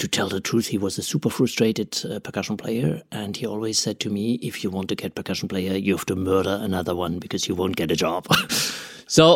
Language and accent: English; Freiburg, Baden-Württemberg, Germany; English is a second language; also born or lived in Paris; I come from Freiburg here. That's my hometown. I grew up in a small village nearby